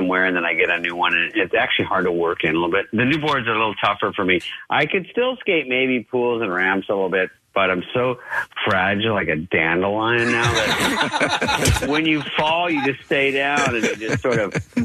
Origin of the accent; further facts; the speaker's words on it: Arizona, United States; I was a skateboarder from Arizona